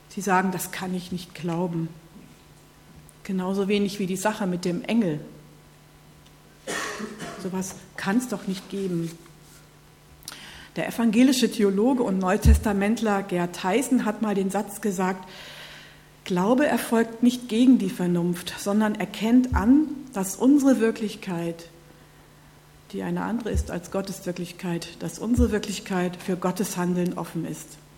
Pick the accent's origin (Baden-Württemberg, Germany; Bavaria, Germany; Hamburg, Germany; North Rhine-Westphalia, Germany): North Rhine-Westphalia, Germany; aber aus meiner Heimat, so die Gegend Nordrhein-Westfalen